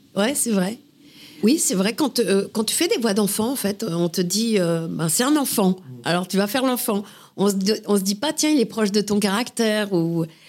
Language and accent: French; Paris, Île-de-France, France; j'ai grandi à Paris. Je suis vraiment une titi parisienne, euh, montmartroise